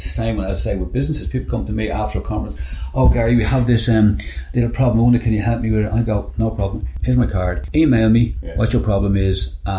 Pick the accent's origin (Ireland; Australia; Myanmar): Ireland; We're fans of, very proud of being Irish.